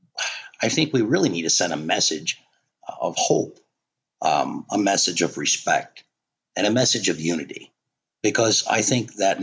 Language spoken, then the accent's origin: English; United States; I'm pretty much a diehard American. I'm proud to be an American. I'm proud I'm born here